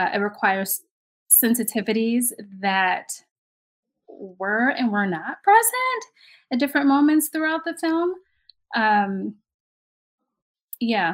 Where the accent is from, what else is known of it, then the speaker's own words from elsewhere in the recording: New York City, New York, United States; I grew up in Brooklyn. I grew up in the projects in Brooklyn